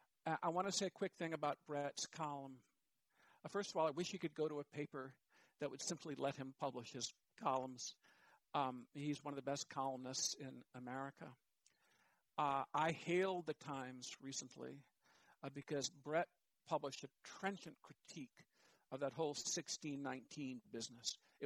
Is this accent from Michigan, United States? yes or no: yes; Ann Arbor, Michigan, United States; When I was growing up in the Ann Arbor, Michigan public schools in the 70s and 80s